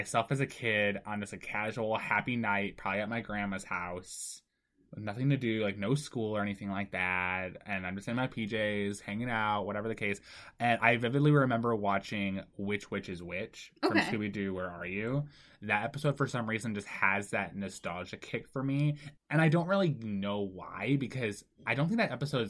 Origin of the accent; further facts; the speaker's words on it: Japan; born there; Fun fact, if I've never brought this up, I was born in Japan.